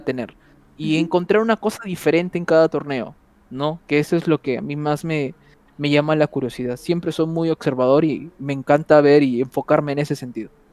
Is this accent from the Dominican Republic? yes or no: no; Trujillo, La Libertad, Peru; moved away; soy de Trujillo